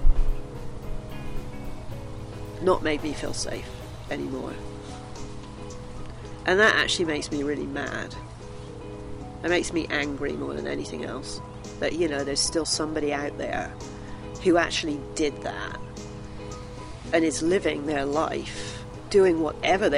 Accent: South West England, United Kingdom; moved away as an adult; also born or lived in Bristol, England / Los Angeles, California; now in Moab, United States; I was born in Bristol in England

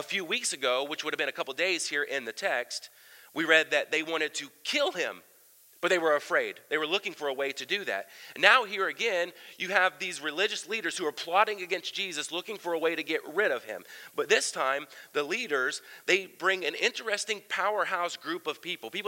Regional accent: Southern Ohio, United States; I grew up in Ohio, Southern Ohio

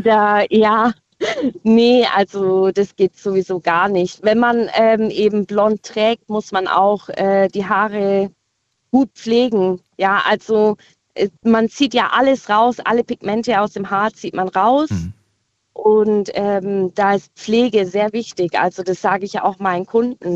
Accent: Winterlingen, Baden-Württemberg, Germany; ich komme aus Winterling

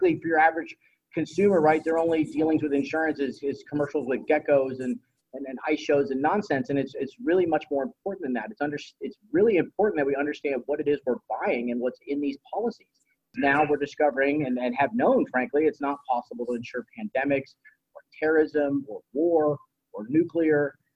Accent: Dayton, Ohio, United States; I'm from Dayton, Ohio

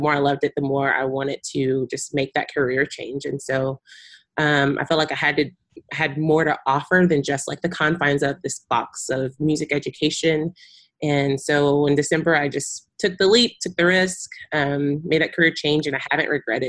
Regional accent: Texas, United States; also born or lived in Kenya; I'm a Texas girl born and raised

